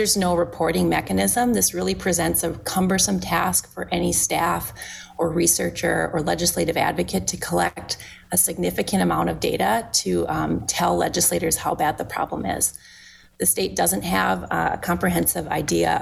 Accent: Minnesota, United States; moved away as an adult; also born or lived in Washington; my family made the decision to move back to Minnesota. I had opportunities to tackle environmental justice issues in my home state

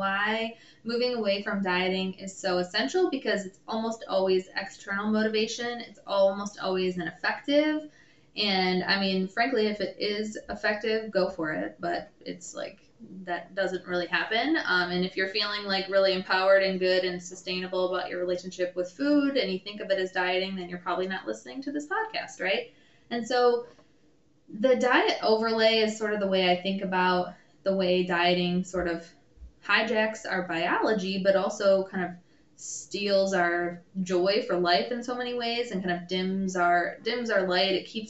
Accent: Michigan, United States; I'm from the Midwest. I grew up in Michigan.

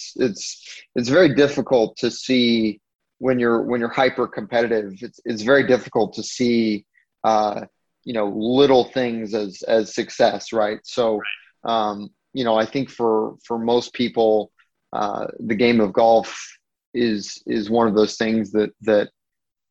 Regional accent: Hawaii, United States; growing up in Hawaii

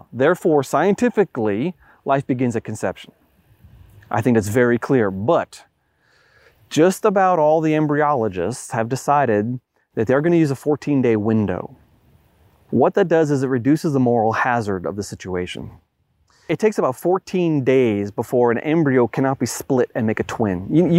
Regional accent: Long Island, New York, United States; I grew up in Long Island, New York, the epicenter of the Lyme epidemic.

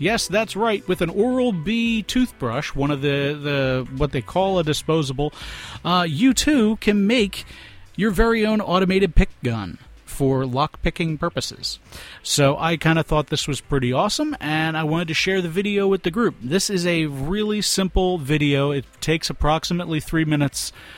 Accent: Philadelphia, Pennsylvania, United States; we are from Philadelphia

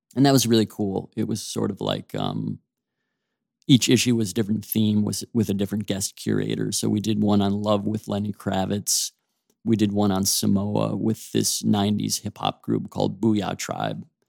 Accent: Oak Park, Illinois, United States; I grew up right outside of Chicago in a suburb called Oak Park

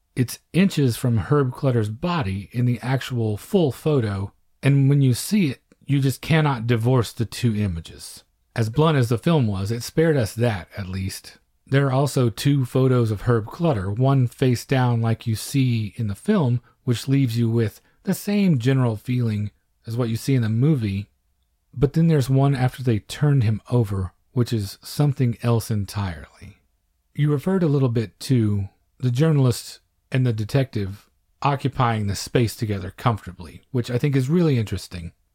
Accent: Apache, Oklahoma, United States; my hometown, Apache, Oklahoma

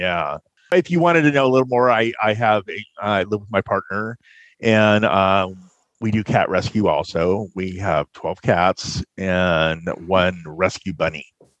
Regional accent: California, United States; now in Fort Wayne, United States; Originally, I'm from Southern California. I grew up there, military family, and I moved to Fort Wayne, let's see, about 12 years ago.

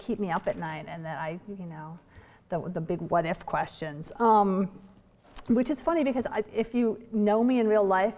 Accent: Vermont, United States; I know cold, I'm from Vermont

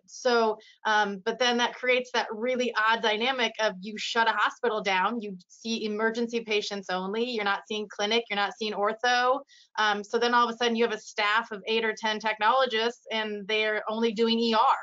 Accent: Iowa, United States; I'm from Iowa, I'm um, born and raised here

